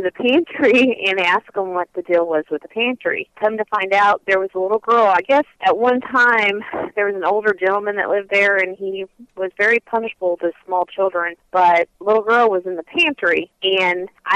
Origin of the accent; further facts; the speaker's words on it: Galatia, Illinois, United States; I'm originally from Galicia, Illinois